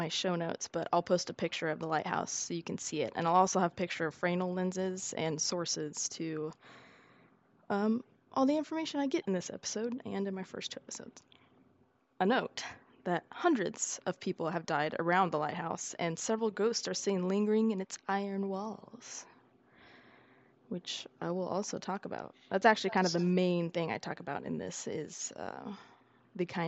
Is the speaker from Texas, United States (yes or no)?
yes; Texas, United States; I'm a Texan